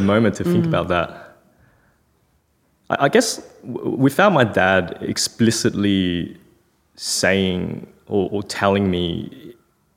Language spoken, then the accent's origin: English; Melbourne, Victoria, Australia; also born or lived in China; I was born in China, came to Australia. So my dad came back to Melbourne when I was 10 months old. And so we kind of reestablished ourselves in Melbourne.